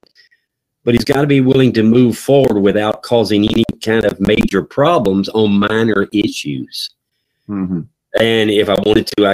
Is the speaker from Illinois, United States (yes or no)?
no; North Carolina, United States; now in Kentucky, United States; I am from North Carolina, and we pastor in Kentucky